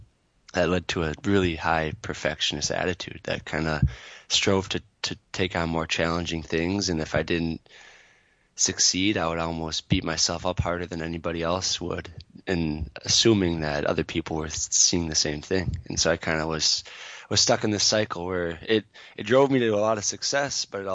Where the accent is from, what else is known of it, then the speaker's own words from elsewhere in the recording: Twin Cities area, Minnesota, United States; I grew up in just outside of the Twin Cities area